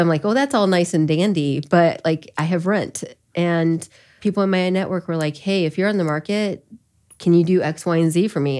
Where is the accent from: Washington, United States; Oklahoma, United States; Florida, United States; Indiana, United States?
Indiana, United States; Elkhart County; also born or lived in Korea; I grew up in Elkhart County